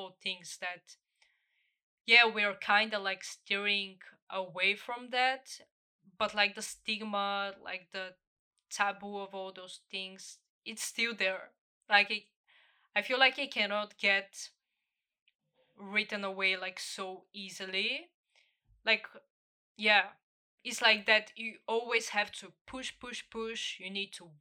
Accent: Bulgaria; my home country, Bulgaria

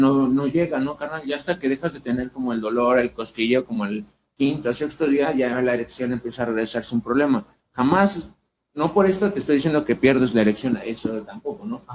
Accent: Ecatepec, State of Mexico, Mexico; moved away as an adult; now in Mexico City, Mexico; yo vengo de Ecatepec, Estado de México. Bueno, ahorita radico en DF

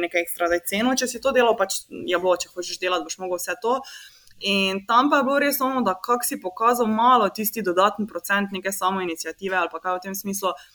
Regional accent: Slovenia

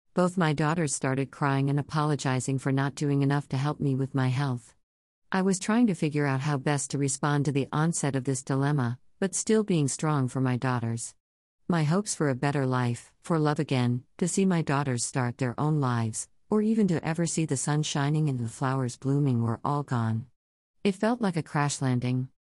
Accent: Toronto, Ontario, Canada; moved away as an adult; I was born and raised in Toronto, Ontario, but moved around Canada a lot looking for a better life for my family.

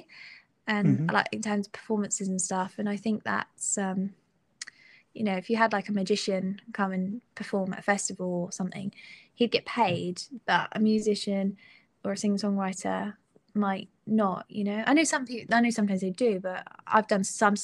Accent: Suffolk, East of England, United Kingdom; I'm from Suffolk

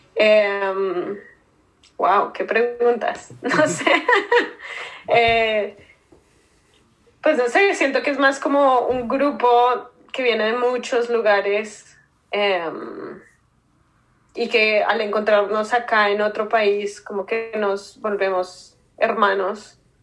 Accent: Bogotá, Colombia; moved away as an adult; also born or lived in New York, United States; now in United States; Soy de Colombia. Nací en Bogotá.

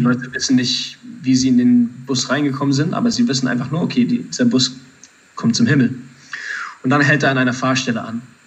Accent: Germany; du und ich, wir sind in Deutschland aufgewachsen

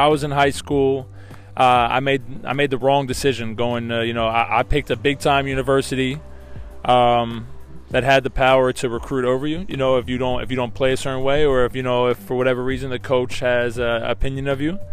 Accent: New Jersey, United States; I grew up in New Jersey.

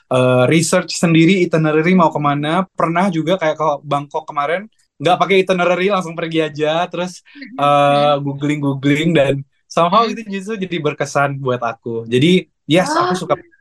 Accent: Pontianak, West Kalimantan, Indonesia; Aku lahir dan besar di Pontianak. Aku proud Pontianak boy ya.

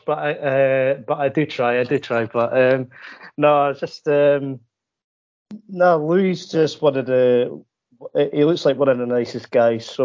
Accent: Edinburgh, Scotland, United Kingdom; I'm actually from Edinburgh, which is the capital city of Scotland.

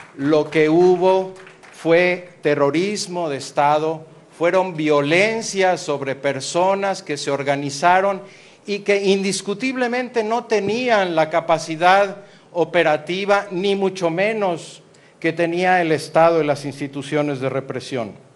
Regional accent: Mexico

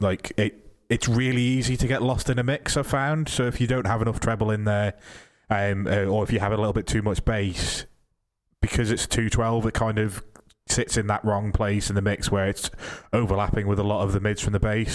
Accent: Isle of Man; I'm from the Isle of Man

